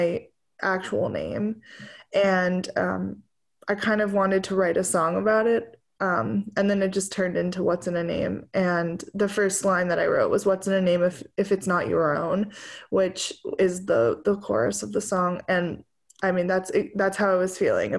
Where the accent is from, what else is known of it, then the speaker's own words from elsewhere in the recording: New Jersey, United States; moved away as an adult; also born or lived in Oberlin, Ohio; now in Nashville, United States; I grew up in New Jersey and then went to school at Oberlin in Ohio for music